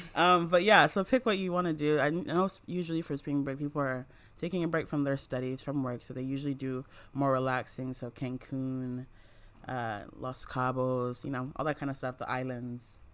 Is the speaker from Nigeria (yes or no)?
yes; Nigeria; I'm from Nigeria